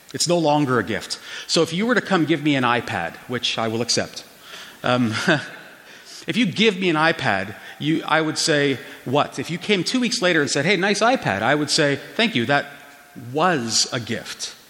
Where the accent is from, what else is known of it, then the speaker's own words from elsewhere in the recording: Toronto, Ontario, Canada; now in Calgary, Canada; I was born and raised in downtown Toronto and Little Portugal, so I know Toronto quite well